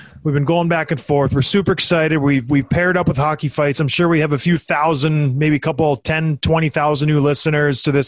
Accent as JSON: {"language": "English", "country": "Canada", "tie": "born or raised there", "moved": "yes", "said": "I grew up back home in Canada"}